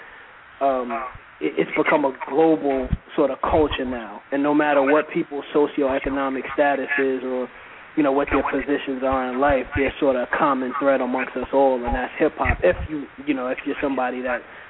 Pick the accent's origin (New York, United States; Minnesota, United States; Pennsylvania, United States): New York, United States; New York City; I grew up in Brooklyn, New York, and I grew up more specifically in the East New York section of Brooklyn